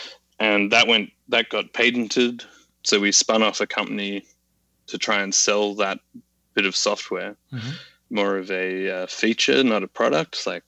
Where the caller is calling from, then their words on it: Sydney, New South Wales, Australia; Calling in from chilly Sydney, Australia.